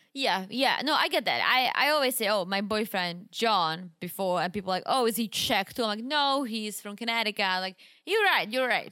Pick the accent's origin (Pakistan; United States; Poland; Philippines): Poland; Wrocław, Lower Silesian Voivodeship; moved away; You remember the mall in my hometown? It's called